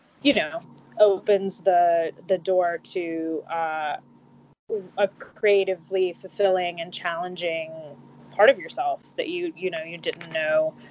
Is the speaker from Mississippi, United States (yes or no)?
yes; Mississippi, United States; I'm from the South, I'm from Mississippi